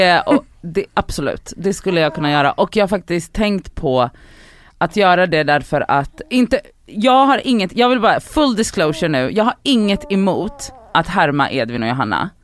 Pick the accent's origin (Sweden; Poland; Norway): Poland; moved away; also born or lived in Buenos Aires, Argentina; mina föräldrar är, och jag är född i Polen också